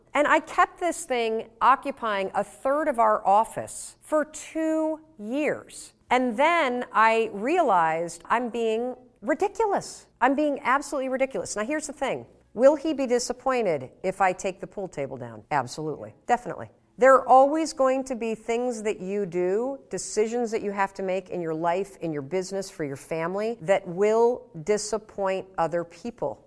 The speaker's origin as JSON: {"language": "English", "town": "Muskegon", "region": "Michigan", "country": "United States", "tie": "born or raised there", "moved": "yes", "lives_now": "Boston, United States"}